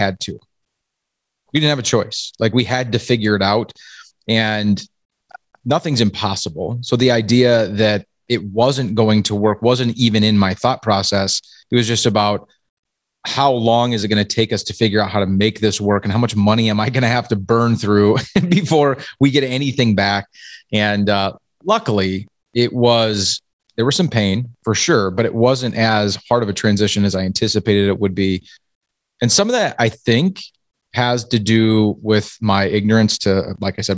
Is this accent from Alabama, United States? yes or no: no; Iowa, United States; now in Minnesota, United States; I grew up in Iowa, and in Iowa they spell hockey wrestling